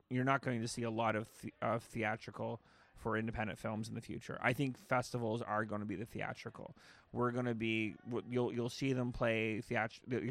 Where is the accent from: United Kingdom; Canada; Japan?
Canada; Like we we don't hide obviously that we're Canadian. We're actually in fact we make jokes about it.